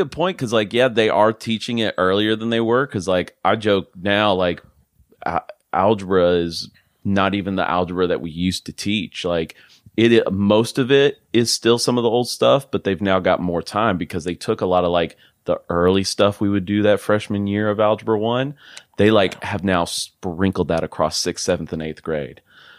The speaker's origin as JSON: {"language": "English", "town": "Fort Worth", "region": "Texas", "country": "United States", "tie": "born there", "also_born_or_lived": "Kentucky / Germany", "said": "I was born in Fort Worth. Lived in Kentucky for like 6 months. {S0} Okay. {S1} And then my dad was shipped out to Germany. And so I lived there for almost a good 6 years."}